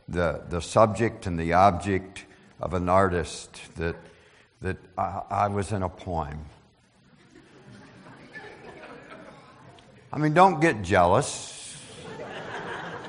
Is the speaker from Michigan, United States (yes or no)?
no; Pennsylvania, United States; my hometown ranks 19th as being the least desirable in Pennsylvania to live